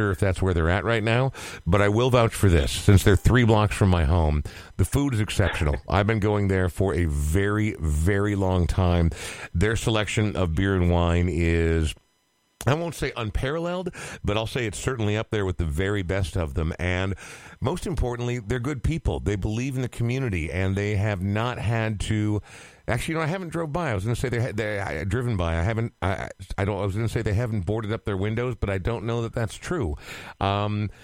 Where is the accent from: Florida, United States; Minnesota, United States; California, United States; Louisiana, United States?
Minnesota, United States; Coon Rapids; also born or lived in Portland, Oregon; I've lived in Coon Rapids from the time I was less than 2 years old. So this is really the only home I've ever known.